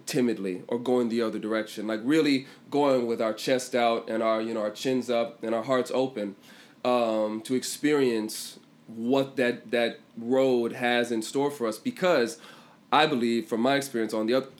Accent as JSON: {"language": "English", "town": "Washington", "region": "District of Columbia", "country": "United States", "also_born_or_lived": "England", "moved": "yes", "said": "I'm from Washington, D.C. originally."}